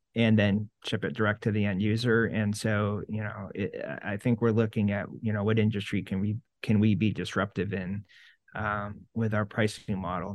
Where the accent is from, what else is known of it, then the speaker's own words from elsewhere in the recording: Syracuse, New York, United States; I grew up in Syracuse and everything's orange